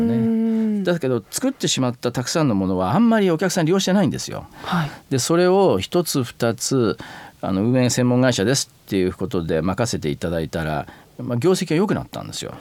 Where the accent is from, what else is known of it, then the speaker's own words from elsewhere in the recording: Karuizawa, Nagano, Japan; moved away; 長野県の軽井沢町で生まれて育って